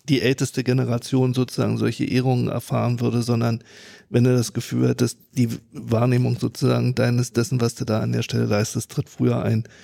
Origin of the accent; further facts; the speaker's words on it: Germany; Bin aus Friese